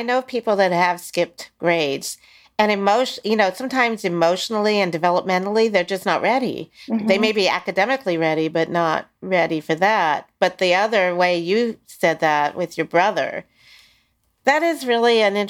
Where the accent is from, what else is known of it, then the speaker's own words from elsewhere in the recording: Maryland, United States; now in California, United States; I grew up in Maryland and went to California